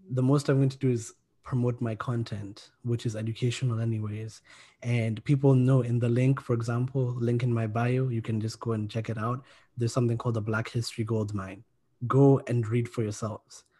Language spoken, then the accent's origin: English; Kenya; I'm from Kenya